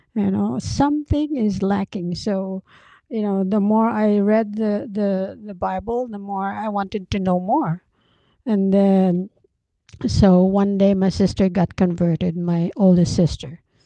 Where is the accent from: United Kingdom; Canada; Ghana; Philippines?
Philippines; moved away as an adult; also born or lived in Baguio; now in United States; I was born and raised in the Philippines